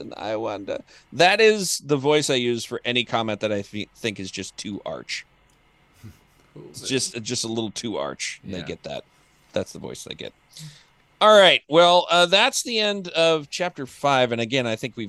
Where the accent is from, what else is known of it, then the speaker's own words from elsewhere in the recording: Florida, United States; I was born in Florida